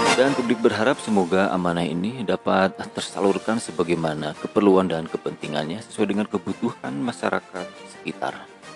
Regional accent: West Java, Indonesia; Sebagai warga Jawa Barat

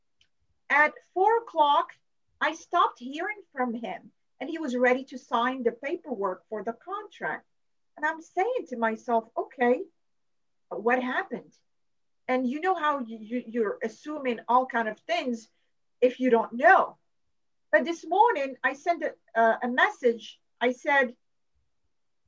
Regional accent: Morocco; now in United States; I am from Morocco.

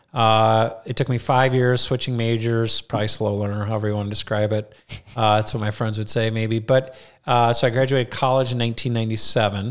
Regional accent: Rochester, Minnesota, United States; moved away as an adult; also born or lived in Colorado; now in Mankato, United States; growing up in Rochester

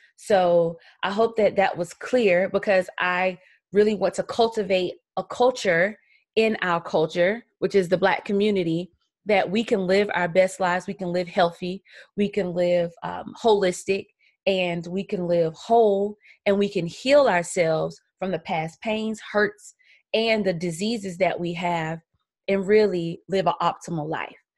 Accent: Columbia, South Carolina, United States; I am from Columbia, South Carolina, so I'm an old country gal

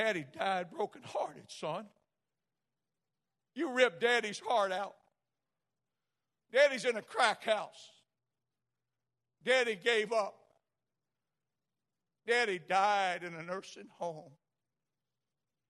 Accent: South Louisiana, United States; I'm from South Louisiana too

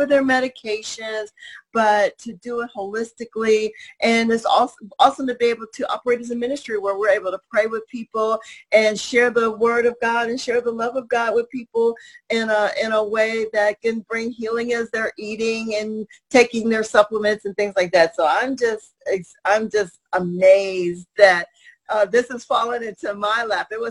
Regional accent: Cincinnati, Ohio, United States; now in Springfield, United States; I am from Cincinnati, Ohio, but I live in Springfield, Missouri

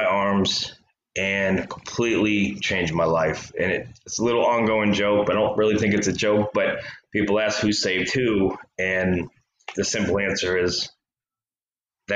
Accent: Maine, United States; I grew up in Maine

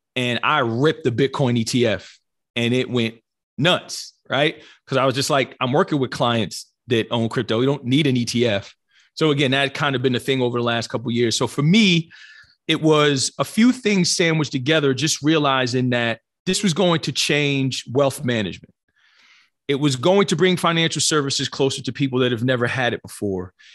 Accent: New Jersey, United States; born and raised in New Jersey

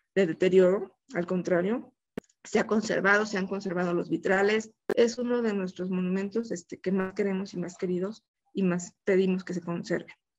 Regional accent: Mexico; como mexicanos

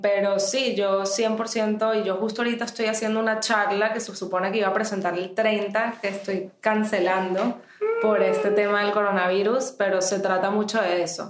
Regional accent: Venezuela; moved away as an adult; also born or lived in United States; yo nací en Estados Unidos, me fui al mes de haber nacida, o sea, en verdad soy venezolana

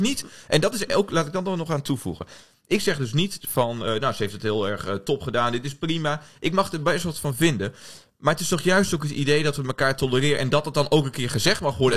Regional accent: Oldebroek, Gelderland, Netherlands; moved away as an adult; now in Amsterdam, Netherlands; Ik kom uit, uh, uit Oldebroek. Ik weet niet of je weet waar dat ligt. Eh, in de buurt bij Zwolle. ik studeer hier in Amsterdam.

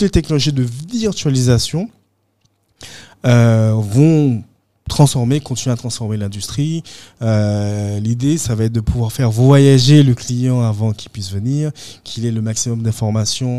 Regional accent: Guadeloupe; moved away

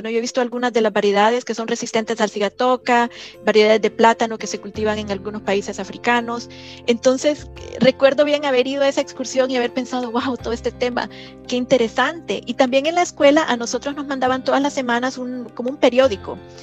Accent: La Lima, Cortés, Honduras; moved away as an adult; also born or lived in San Pedro Sula, Honduras / Leipzig, Germany; yo nací en San Pedro Sula, Honduras, pero toda mi vida crecí, vivimos y, y crecí en, La Lima

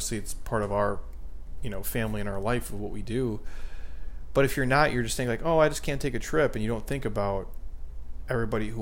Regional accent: Midwest, United States; I grew up in the Midwest

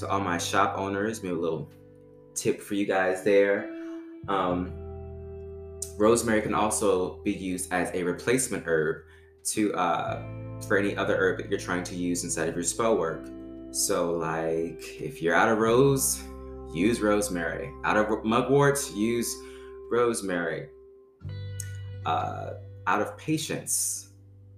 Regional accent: Baton Rouge, Louisiana, United States; moved away; I'm from Louisiana originally. Shout out to Baton Rouge. That's where I'm from

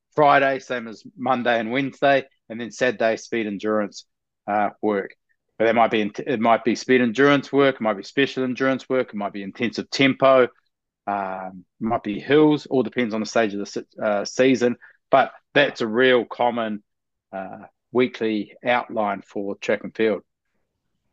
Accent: New Zealand; moved away as an adult; also born or lived in Perth, Australia / Shanghai, China; now in Australia; I grew up in New Zealand

